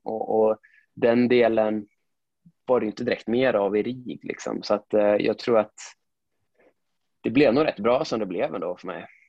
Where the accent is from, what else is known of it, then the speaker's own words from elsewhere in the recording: Sundsvall, Västernorrland County, Sweden; now in Gothenburg, Sweden; jag är född och uppvuxen i Sundsvall. Eh, jag är ju från Granlo, det är en liten